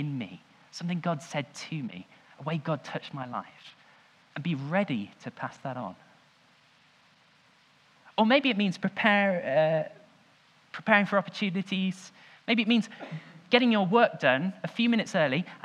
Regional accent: Leicester, East Midlands, United Kingdom; I was born in the Leicester Royal Infirmary.

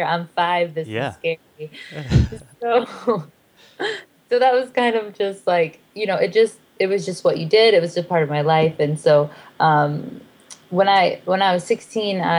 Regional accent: South Bend, Indiana, United States; moved away as an adult; also born or lived in Nashville, Tennessee; we're both from South Bend, Indiana, but I lived in Nashville

